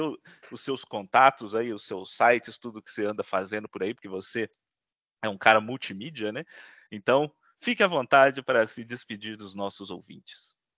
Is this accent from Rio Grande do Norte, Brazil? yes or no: no; Minas Gerais, Brazil; nós todos aqui somos mineiros